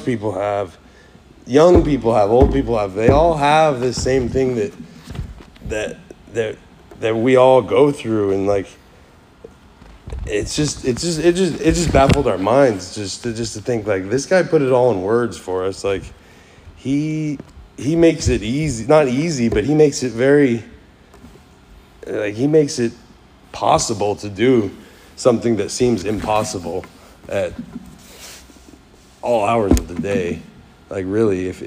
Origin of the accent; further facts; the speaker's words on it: Kansas City, United States; first language English; moved away as an adult; also born or lived in Florida; I was born in Florida, raised in Kansas City, and I've done a lot of jumping around the last like 10 years